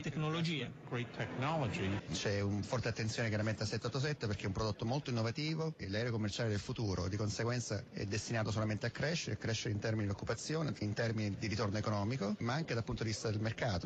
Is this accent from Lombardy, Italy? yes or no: no; Rome, Lazio, Italy; vengo da Roma